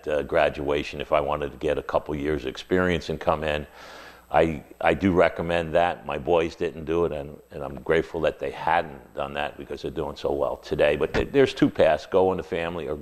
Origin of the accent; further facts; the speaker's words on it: Long Island, New York, United States; moved away as an adult; also born or lived in Atlanta, United States; now in South Florida, United States; I grew up in Long Island.